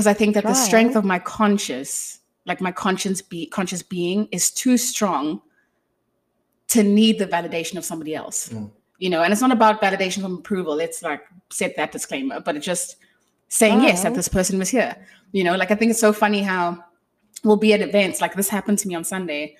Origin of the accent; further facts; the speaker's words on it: South Africa; I failed at being South African